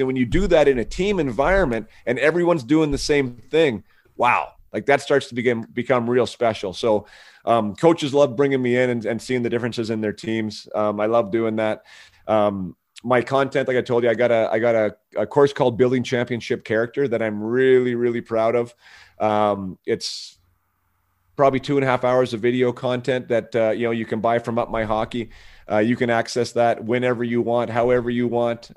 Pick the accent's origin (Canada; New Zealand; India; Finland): Canada; a strong part of our, of our culture and of the fabric of being Canadian